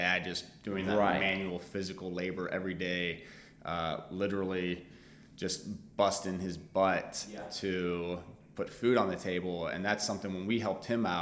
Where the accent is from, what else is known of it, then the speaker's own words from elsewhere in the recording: St. Charles County, outside St. Louis, Missouri, United States; I grew up outside of St. Louis in St. Charles County